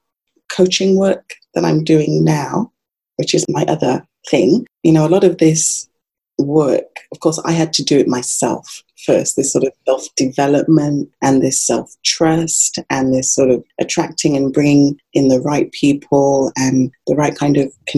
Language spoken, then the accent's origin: English; England, United Kingdom; I remember growing up in England, we had quite a strong like Jamaican community around us, my parents.